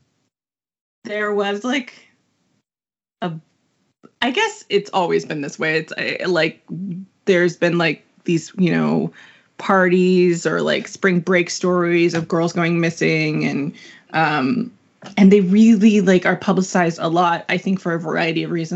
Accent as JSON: {"language": "English", "town": "Los Angeles", "region": "California", "country": "United States", "tie": "born or raised there"}